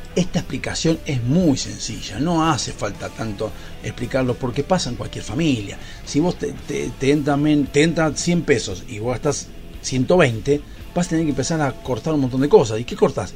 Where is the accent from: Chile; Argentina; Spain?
Argentina; como ciudadanos argentinos